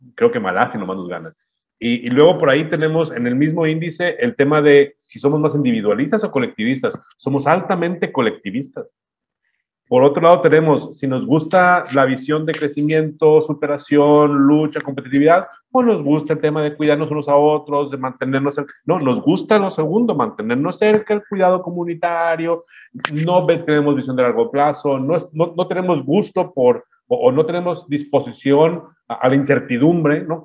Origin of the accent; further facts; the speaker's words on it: Mexico; los mexicanos en general